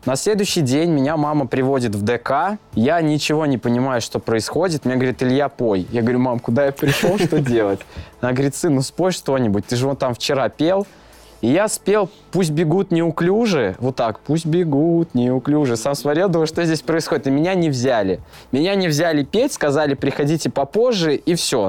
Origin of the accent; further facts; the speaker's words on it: Gai, Orenburg Oblast, Russia; moved away as an adult; now in Saint Petersburg, Russia; Приехал я из Оренбургской области, из города Гая